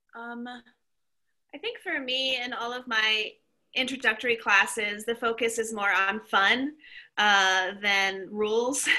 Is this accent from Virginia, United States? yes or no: no; Kentucky, United States; moved away; also born or lived in Portland; originally i'm from kentucky